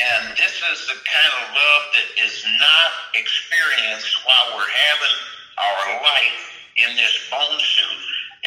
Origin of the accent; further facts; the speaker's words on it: Michigan, United States; I'm from Michigan